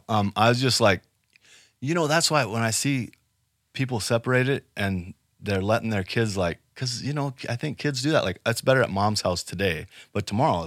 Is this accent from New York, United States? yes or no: no; Rapid City, South Dakota, United States; also born or lived in Sioux City, Iowa; Well, you know, I was born here in Rapid City, so I haven't gone far. My mom is from Sioux City, Iowa, so we did move there when I was a kid.